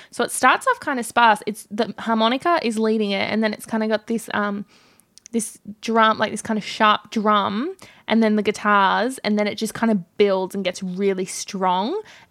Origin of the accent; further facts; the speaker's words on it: New South Wales, Australia; accent: Australian; been mocking my Australian accent